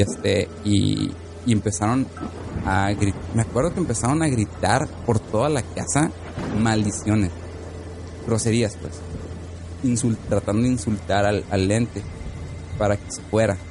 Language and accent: Spanish; Tijuana, Baja California, Mexico; moved away; la casa en la que yo vivía allá en Tijuana, en Baja California